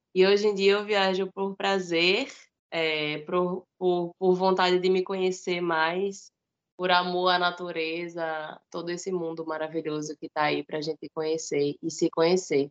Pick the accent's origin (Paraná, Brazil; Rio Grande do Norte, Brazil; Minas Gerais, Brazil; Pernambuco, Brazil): Rio Grande do Norte, Brazil; Natal; eu nasci em Natal, aqui no Rio Grande do Norte. Nesse momento eu estou aqui.